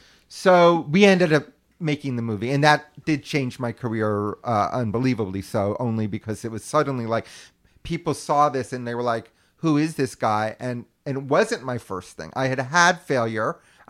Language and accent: English; New York, United States; I was an only child. Yeah. I grew up in New York.